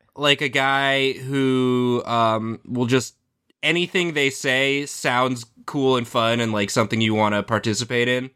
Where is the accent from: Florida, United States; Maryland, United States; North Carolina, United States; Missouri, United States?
Maryland, United States; Washington, D.C. suburbs of; I'm from Maryland